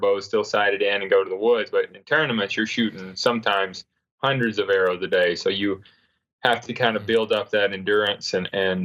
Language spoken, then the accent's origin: English; North Carolina, United States; I grew up in North Carolina where you didn't see any deer